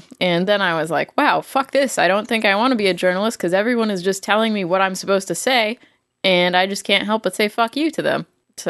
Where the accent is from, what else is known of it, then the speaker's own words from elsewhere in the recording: Massachusetts, United States; moved away as an adult; now in Missouri, United States; I was born in Massachusetts.